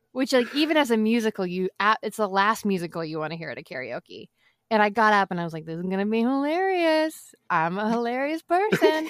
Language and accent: English; Boston, Massachusetts, United States; I'm from Boston, so I grew up eating a lot of seafood